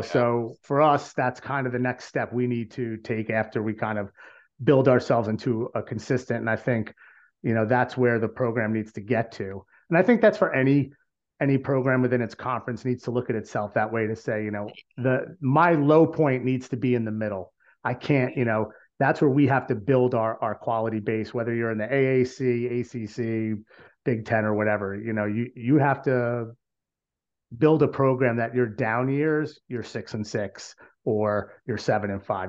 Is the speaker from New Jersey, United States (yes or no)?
yes; New Jersey, United States; We're from New Jersey